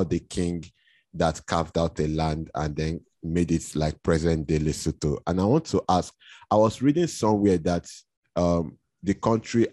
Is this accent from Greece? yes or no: no; Nigeria; as a Nigerian